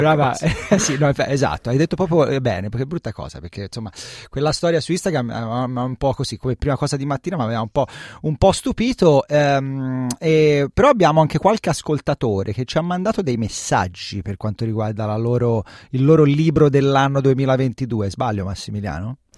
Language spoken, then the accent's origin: Italian; Tuscany, Italy; nella mia terra in Toscana